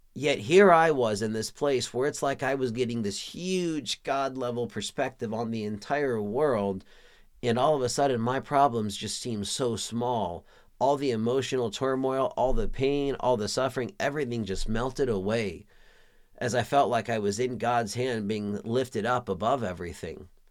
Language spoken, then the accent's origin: English; Pflugerville, Texas, United States; moved away as an adult; also born or lived in San Diego, California; I was raised in the Austin, Texas region, a little town called Pflugerville, Texas